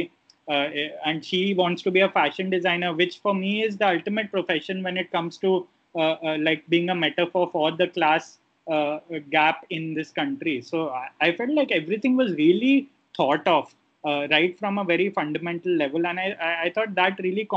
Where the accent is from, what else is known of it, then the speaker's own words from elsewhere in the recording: India; as Indian viewers, especially conditioned to a certain kind of life we live here